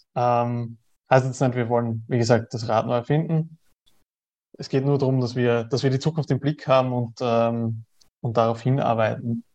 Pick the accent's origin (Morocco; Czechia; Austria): Austria; ich komme aus Österreich, ich lebe in Österreich